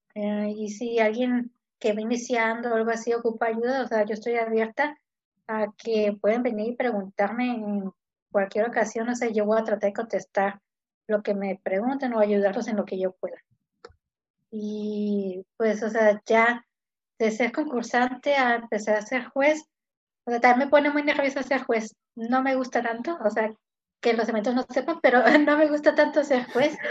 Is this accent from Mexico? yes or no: yes; Ensenada, Baja California, Mexico; nací aquí, soy de Ensenada, toda mi vida aquí